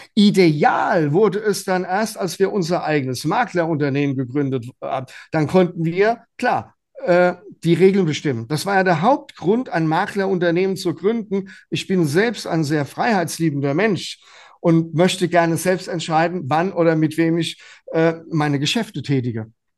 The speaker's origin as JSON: {"language": "German", "area": "a village near Gelnhausen", "region": "Hesse", "country": "Germany", "tie": "born or raised there", "also_born_or_lived": "Frankfurt", "said": "sind die dann auf ein kleines Dorf gezogen in der Nähe von Gelnhausen. Da musste ich natürlich mit, ja, und habe also auch hier meine äh, meine schulische ähm, meine, meine Schule beendet"}